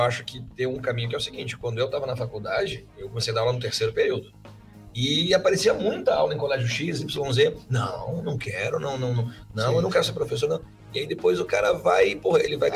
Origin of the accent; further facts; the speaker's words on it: Palotina, Paraná, Brazil; eu sou lá do interior do Paraná, lá do meio do soja.